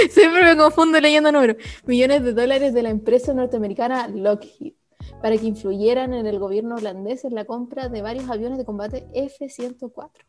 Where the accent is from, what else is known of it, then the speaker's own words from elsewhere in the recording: Chile; soy chilena